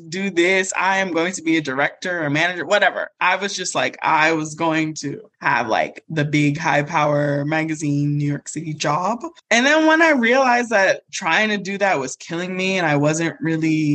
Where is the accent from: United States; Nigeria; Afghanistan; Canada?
Nigeria; I'm Nigerian